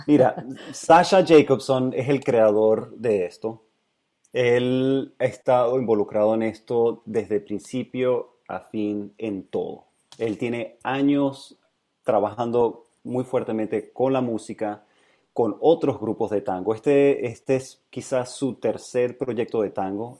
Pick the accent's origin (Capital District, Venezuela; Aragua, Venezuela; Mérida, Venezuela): Mérida, Venezuela; moved away; also born or lived in San Francisco, United States; Crecí en Mérida, sí. Eso está en los Andes